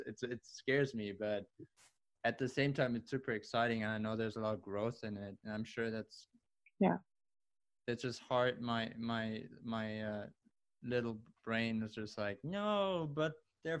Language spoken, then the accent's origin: English; Germany; English is a second language; now in Buffalo, United States; when I moved from Germany to the US, Buffalo was not something I was like, okay.